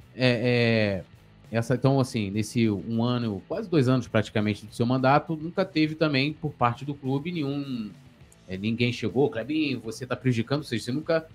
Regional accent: São Gonçalo, Rio de Janeiro, Brazil; eu sou lá de São Gonçalo

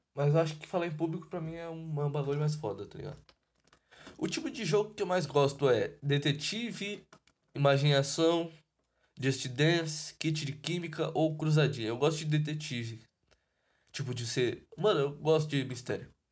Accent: São Paulo, Brazil; eu sou de São Paulo

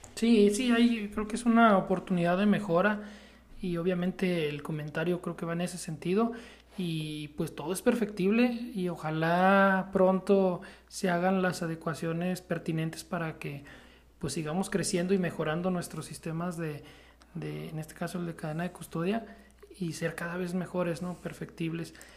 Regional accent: Mexico

